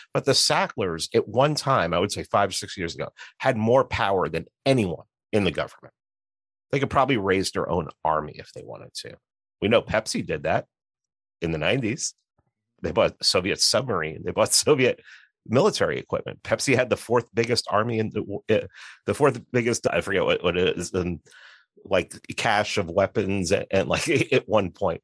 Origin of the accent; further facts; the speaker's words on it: New York City, New York, United States; moved away as an adult; also born or lived in Atlanta; I grew up in New York City. I lived in Atlanta for seventeen years